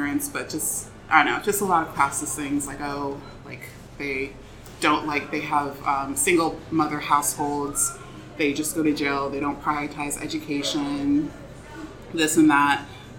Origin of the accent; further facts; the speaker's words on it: Nigeria; So I was dating someone for a while, and she is African-American, and I'm Nigerian.